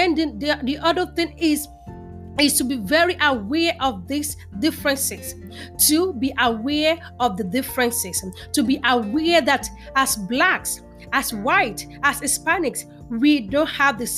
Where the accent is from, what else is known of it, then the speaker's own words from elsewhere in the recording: Nigeria; moved away as an adult; also born or lived in New York, United States; now in Houston, United States; was born and raised in Nigeria and came to the United States in 2003. I've lived in New York for almost 12 years and then to Houston, Texas